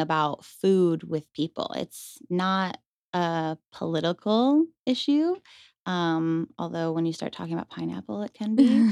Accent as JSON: {"language": "English", "town": "Rochester", "region": "New York", "country": "United States", "tie": "born or raised there", "also_born_or_lived": "Buffalo, New York", "moved": "as an adult", "lives_now": "Las Vegas, United States", "said": "originally, I'm from upstate New York, Rochester. Um, so I was born and raised in, they consider it the Western New York region"}